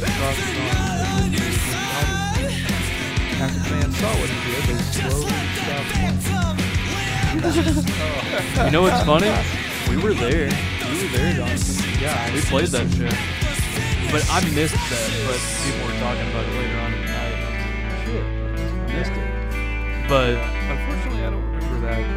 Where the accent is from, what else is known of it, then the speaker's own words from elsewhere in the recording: Paraguaná Peninsula, Falcón, Venezuela; moved away; where I grew up in Venezuela was a peninsula, La Península de Paraguaná, en el Estado Falcón